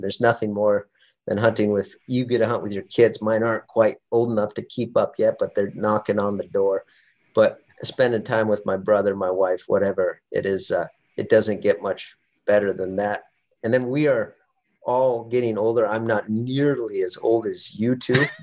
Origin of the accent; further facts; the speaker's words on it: Western South Dakota, United States; moved away as an adult; now in Alaska, United States; I grew up in Western South Dakota, hunting with my father, my older brother